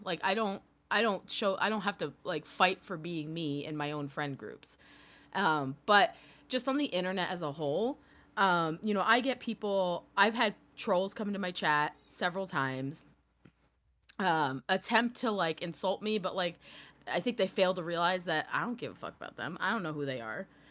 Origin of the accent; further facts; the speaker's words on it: New York, United States; I grew up in New York